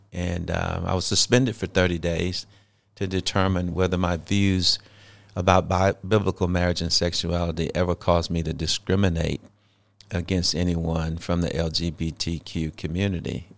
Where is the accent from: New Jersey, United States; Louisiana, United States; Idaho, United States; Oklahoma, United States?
Louisiana, United States; Shreveport; I was born and raised in Shreveport, Louisiana.